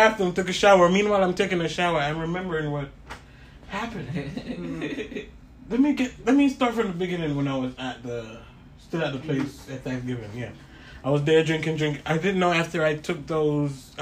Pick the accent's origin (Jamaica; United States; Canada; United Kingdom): Jamaica; we're from Jamaica.